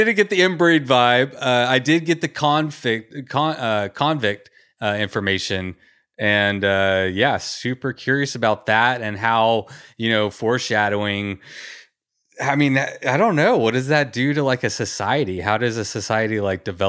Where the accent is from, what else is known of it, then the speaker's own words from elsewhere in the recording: Texas, United States; I grew up in Texas